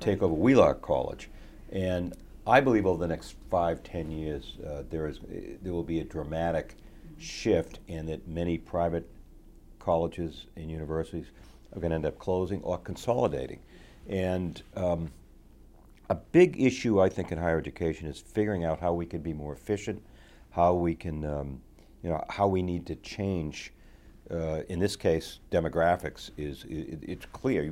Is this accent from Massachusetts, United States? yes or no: yes; Lowell, Massachusetts, United States; I grew up, uh, one of seven children, uh, in, uh, in Lowell